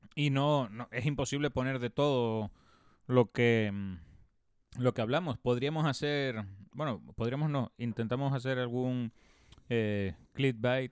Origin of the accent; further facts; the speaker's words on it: Canary Islands, Spain; en el instituto yo tuve una asignatura que se llamaba Medio Natural Canario